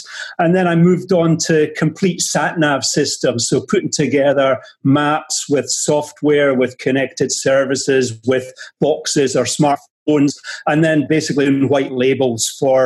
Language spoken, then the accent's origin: English; Edinburgh, Scotland, United Kingdom; moved away as an adult; also born or lived in England / France / Germany / Sweden; I'm from Edinburgh